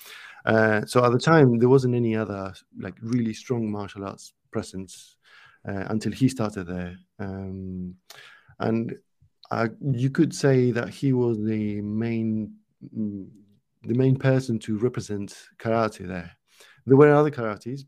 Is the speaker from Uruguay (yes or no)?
yes; Uruguay; now in United Kingdom; I'm not from the UK. I'm from Uruguay, which is a small country in South America.